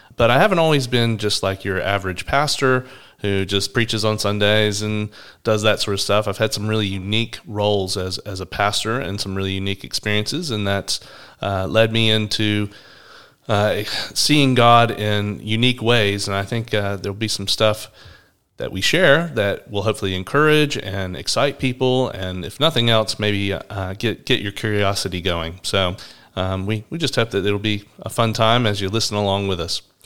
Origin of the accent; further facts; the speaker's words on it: Atlanta, Georgia, United States; now in Brisbane, Australia; I'm from Atlanta, Georgia. You might notice I have a different accent to Braun